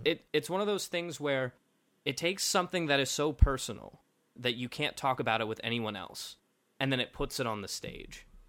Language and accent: English; Kentucky, United States; I was raised in Kentucky